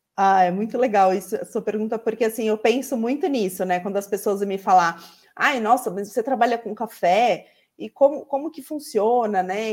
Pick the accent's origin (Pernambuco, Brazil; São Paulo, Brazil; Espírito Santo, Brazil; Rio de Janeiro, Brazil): São Paulo, Brazil; accent: urban São Paulo; eu estou no urbano em São Paulo, pelo meu sotaque, todo mundo já, já percebe